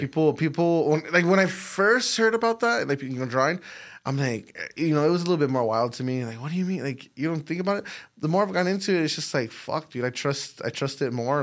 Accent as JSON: {"language": "English", "town": "El Paso", "region": "Texas", "country": "United States", "tie": "born or raised there"}